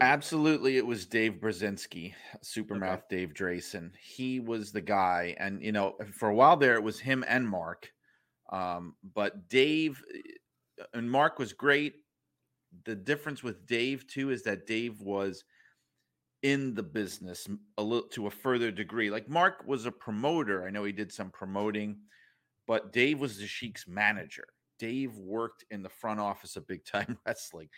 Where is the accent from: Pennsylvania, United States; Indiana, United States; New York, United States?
New York, United States; New York City; moved away as an adult